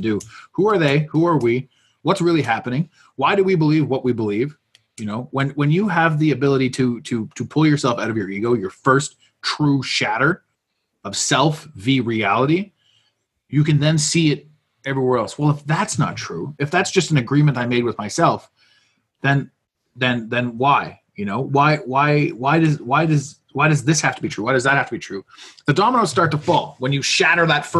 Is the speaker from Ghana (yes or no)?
no; Canada; I was born here. I'm a Canadian